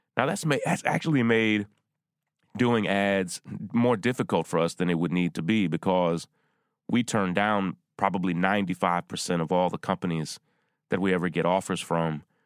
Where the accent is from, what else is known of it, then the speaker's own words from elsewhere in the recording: Versailles, Kentucky, United States; my hometown where I grew up in Versailles, Kentucky